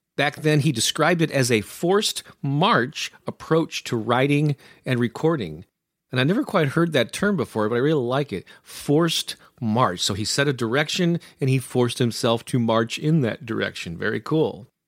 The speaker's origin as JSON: {"language": "English", "town": "St. Louis", "region": "Missouri", "country": "United States", "tie": "born or raised there", "said": "my hometown of Saint Louis, Missouri"}